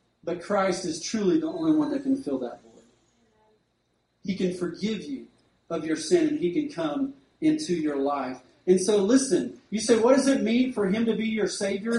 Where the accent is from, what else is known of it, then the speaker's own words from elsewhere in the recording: Duncan, Oklahoma, United States; I grew up in Duncan